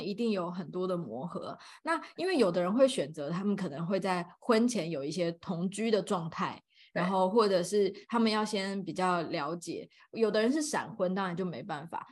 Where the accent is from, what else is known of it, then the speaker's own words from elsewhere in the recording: Taipei, Taiwan; 我是台湾土生土长的